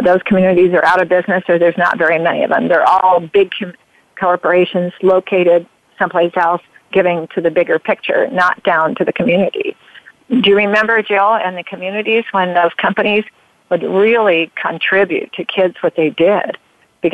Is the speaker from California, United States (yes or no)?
no; Oregon, United States; also born or lived in Grants Pass, Oregon; Yeah, I'm an Oregonian. Born.